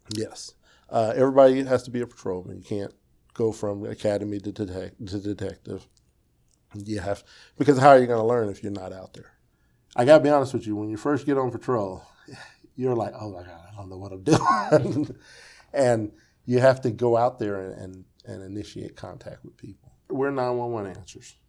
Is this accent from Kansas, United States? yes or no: yes; Wichita, Kansas, United States; Wichita is my home